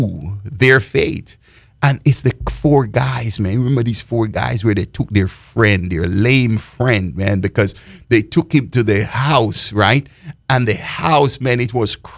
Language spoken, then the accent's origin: English; Jamaica; I grew up in Jamaica and the Baptist and under the Baptist denomination.